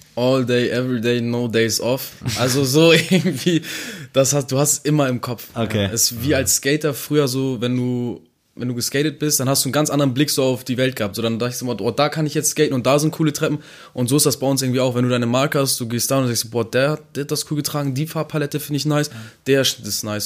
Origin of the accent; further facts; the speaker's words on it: Neumünster, Schleswig-Holstein, Germany; ich komme aus meiner Stadt, ich bin auch stolz auf meine Stadt